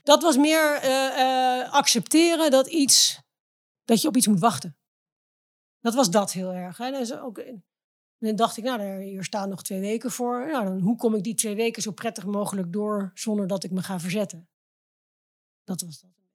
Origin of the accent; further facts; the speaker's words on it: Driebergen, Utrecht, Netherlands; also born or lived in Zeist; ik ben ehm, in de bossen opgegroeid in Driebergen